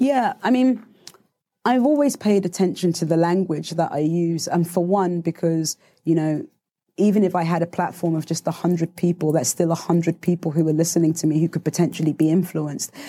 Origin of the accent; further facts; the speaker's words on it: Southampton, South East England, United Kingdom; I grew up in Southampton